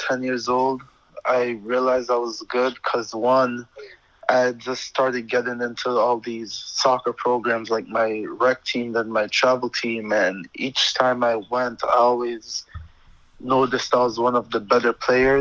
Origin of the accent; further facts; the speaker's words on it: Connecticut, United States; also born or lived in Jamaica; I was actually born in Jamaica, and then I moved to Connecticut when I was 10 years old, and then basically grew up in Connecticut